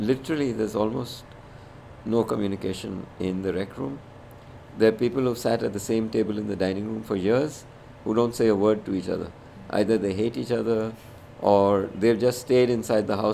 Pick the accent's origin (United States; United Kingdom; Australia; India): India; moved away; I'm Indian